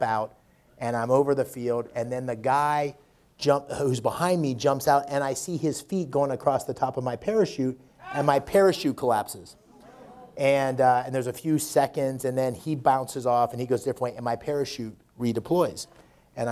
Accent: Pennsylvania, United States; growing up in Pennsylvania

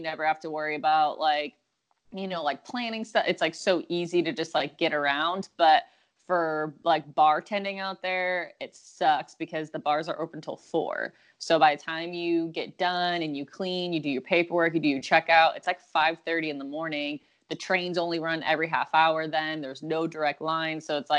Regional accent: Buffalo, New York, United States; now in California, United States; I'm from Buffalo, but I came to California first

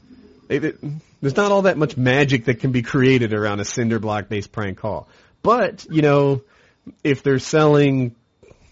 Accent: New Jersey, United States; now in North Carolina, United States; I'm from New Jersey, but I've lived in North Carolina for like 12, 13 years

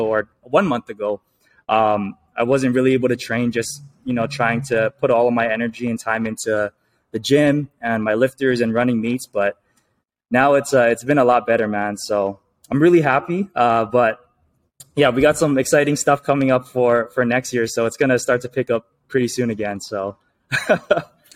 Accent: Hawaii, United States; I was born and raised in Hawaii

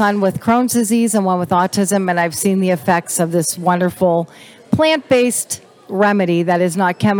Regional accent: Pennsylvania, United States

